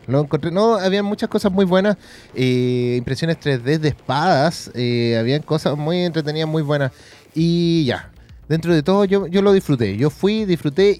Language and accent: Spanish; Chile